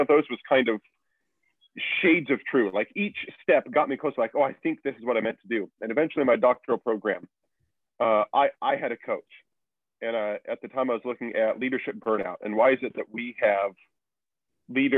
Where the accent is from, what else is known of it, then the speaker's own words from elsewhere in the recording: Kansas, United States; I was born in Kansas